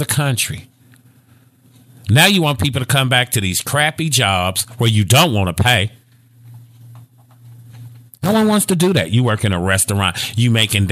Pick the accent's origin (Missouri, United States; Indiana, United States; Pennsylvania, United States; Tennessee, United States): Indiana, United States; Gary; now in Dallas, United States; I'm from Gary, Indiana